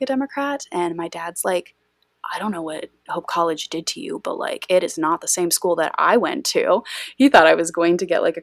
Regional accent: West Michigan, United States; I grew up in Bible Belt, West Michigan, born and raised here

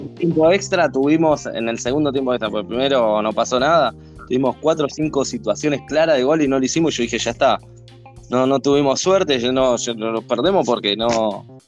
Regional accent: Argentina

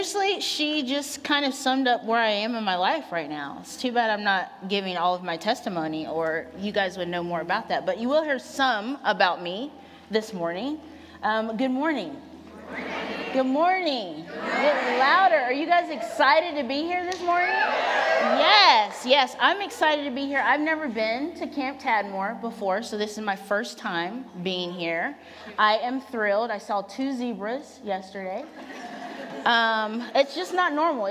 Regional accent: Virginia, United States; moved away as an adult; now in Portland, United States; I am originally from Virginia. So I moved out here about 10 years ago from a totally different planet than Portland, Oregon, which is where I live now

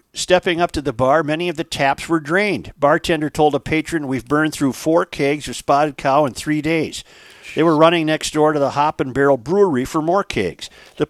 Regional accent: Hudson, Wisconsin, United States; Joe, I grew up in Hudson in the 70s when the drinking age was 18 and 21 in Minnesota.

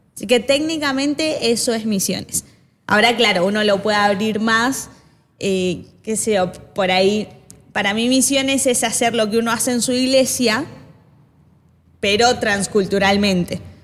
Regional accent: Argentina; also born or lived in Chile / India; now in Buenos Aires, Argentina; nací en Chile, criada en Argentina, eh, por eso tengo un acento particular.

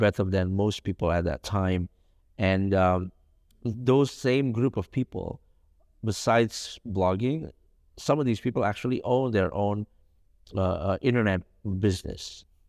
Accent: Jakarta, Indonesia; also born or lived in Solo, Central Java; my whole life, I grew up in, in Jakarta

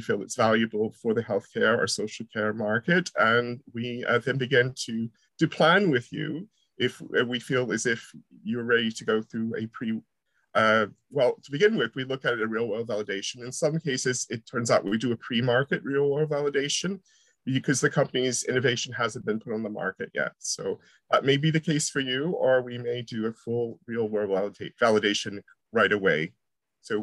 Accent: United States; moved away as an adult; also born or lived in near Manchester Airport, England; now in near Manchester, United Kingdom; I'm originally from America, and even though I'm here for 20 years, I still sound sort of strange

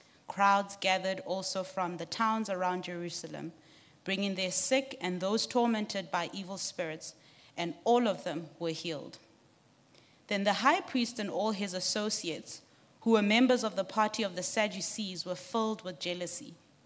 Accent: Lesotho; also born or lived in Johannesburg, South Africa; I grew up in Lesotho and Johannesburg. I speak Sesotho.

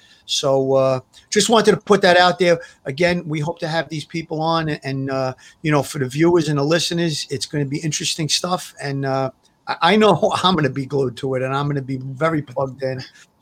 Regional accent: New York City, New York, United States; I grew up in Brooklyn. I was around organized crime as a kid.

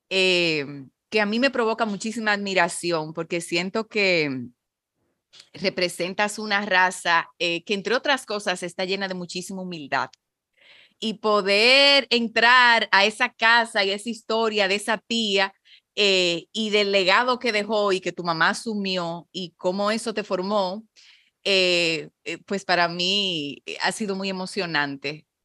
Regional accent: Mexico; now in Dominican Republic; soy mexicano y, mm, eh, vibro con estos sabores y me, encanta poder eh, satisfacer a la gente de mi tierra con, con estos sabores, que, aún fuera de ella.

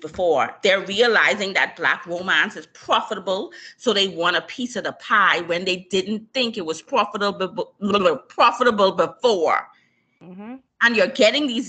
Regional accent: Bahamas; me being born and raised in the Bahamas. Shout out to my Bahamian people

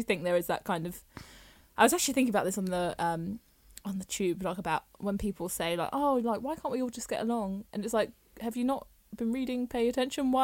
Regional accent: England, United Kingdom; my dad's from Jamaica, and then my mum is white, and we're from England.

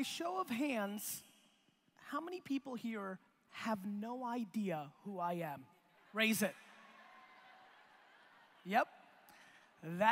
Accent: Edison, New Jersey, United States; born or raised there; also born or lived in Belarus / Queens, New York

